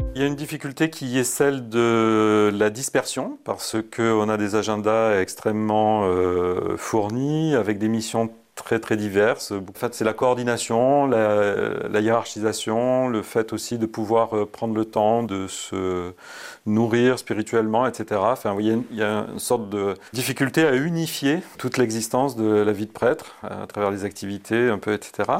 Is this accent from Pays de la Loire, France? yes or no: no; Valence, Auvergne-Rhône-Alpes, France; also born or lived in Malissard; je suis originaire de Valence, euh, né à Valence donc en 71